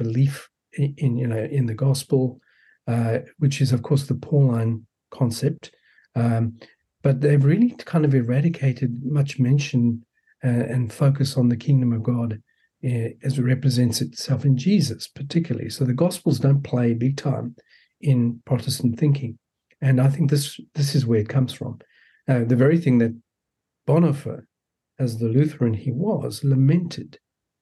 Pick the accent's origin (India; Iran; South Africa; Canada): South Africa; also born or lived in New York City, United States; now in Melbourne, Australia; I was born in South Africa, so I've got a funny accent.